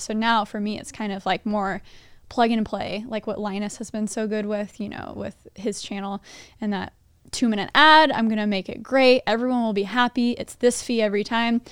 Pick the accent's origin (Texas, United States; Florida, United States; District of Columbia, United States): Texas, United States; moved away; I'm from Texas too